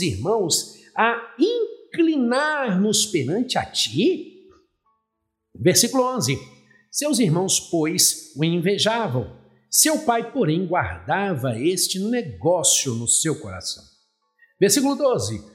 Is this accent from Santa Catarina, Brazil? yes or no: no; Belo Horizonte, Minas Gerais, Brazil; now in Recife, Brazil; eu nasci em Belo Horizonte. Sou mineiro de nascimento, mas sou pernambucano de coração